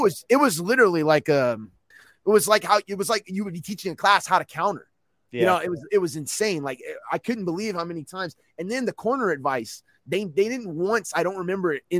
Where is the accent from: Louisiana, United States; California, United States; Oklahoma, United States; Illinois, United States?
Louisiana, United States; moved away; growing up in Louisiana, we had the Hornets.